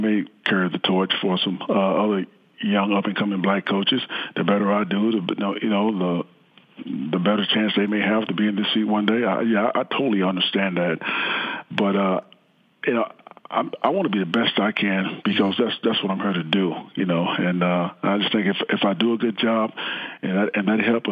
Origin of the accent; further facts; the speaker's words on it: Texas, United States; growing up in Texas